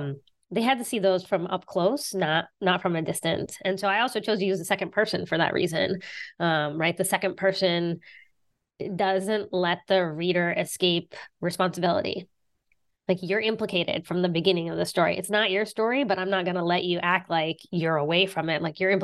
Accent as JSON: {"language": "English", "region": "West Virginia", "country": "United States", "tie": "born or raised there", "said": "Yeah, I'm from West Virginia. I grew up in West Virginia."}